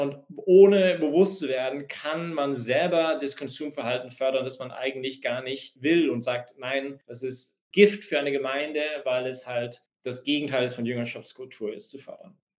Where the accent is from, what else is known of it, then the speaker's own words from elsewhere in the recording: Canada; now in Vienna, Austria; ich gehe zurück nach Kanada, ich bin Kanadier, und füttere wieder meine Kühe